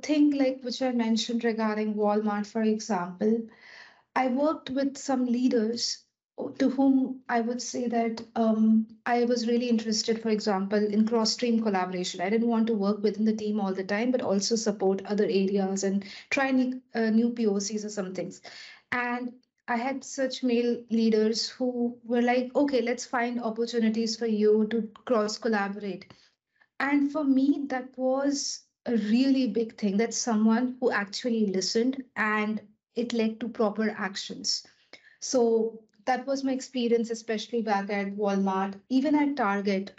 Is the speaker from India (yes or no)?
yes; India; moved away as an adult; also born or lived in Germany; now in Netherlands; being born and brought up in India, I was never out of my country